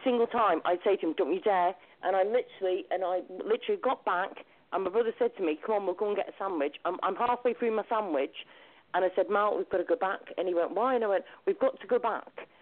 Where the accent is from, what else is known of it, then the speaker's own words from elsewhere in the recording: Shrewsbury, West Midlands, United Kingdom; moved away as an adult; also born or lived in New Zealand; I came all the way from New Zealand on my own, all the way back to Shrewsbury